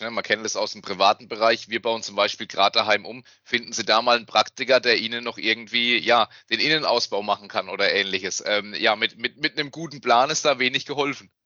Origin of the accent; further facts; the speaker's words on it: Wertheim, Baden-Württemberg, Germany; ich komme aus Wertheim. Ich bin auch da geboren und ich wohne